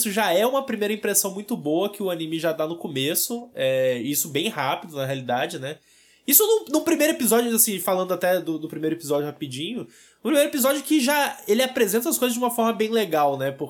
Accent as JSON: {"language": "Portuguese", "country": "Brazil", "said": "Principalmente porque somos brasileiros."}